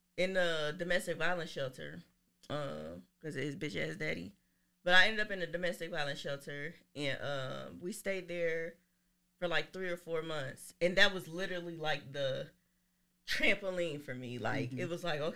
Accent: Dayton, Ohio, United States; I am from Dayton, Ohio. I grew up everywhere.

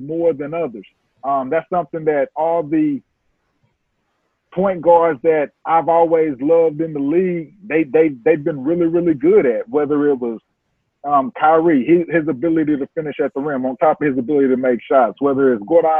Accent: Texas, United States; I'm from Texas

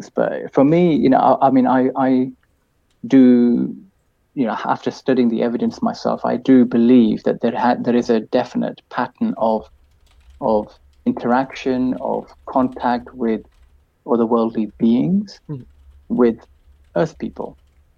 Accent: United Kingdom; I'm from Britain myself

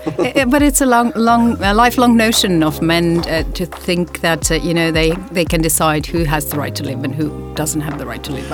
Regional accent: Tallinn, Harju County, Estonia; moved away; I was born here in Estonia, Tallinn.

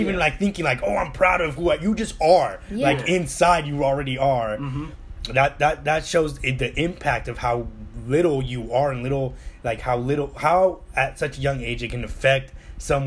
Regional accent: United States; I was like American and I'm not Mexican

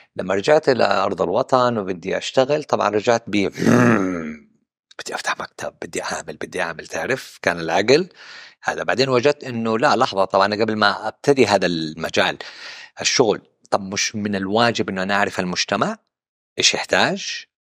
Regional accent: Western Region, Makkah Province, Saudi Arabia; also born or lived in Central Region (Najd), Saudi Arabia; نشأتي في الغربية

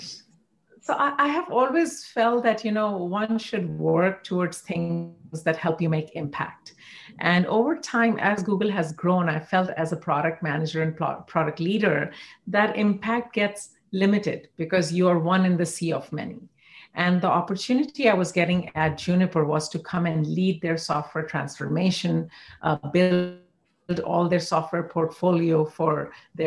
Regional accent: India; moved away as an adult; now in Bay Area, United States; growing up in India or going to IIT in India

